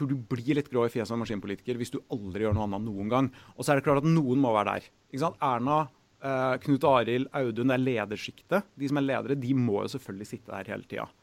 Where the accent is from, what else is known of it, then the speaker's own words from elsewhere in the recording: Trondheim, Trøndelag, Norway; jeg har fryktelig lyst til å bo litt hjemme i Trondheim i noen år.